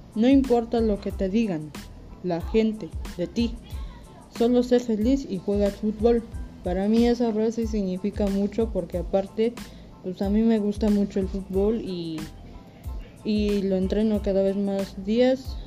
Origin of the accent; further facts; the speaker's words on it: Santa Cruz Acapa, Mexico; yo soy de Santa Cruz Acapa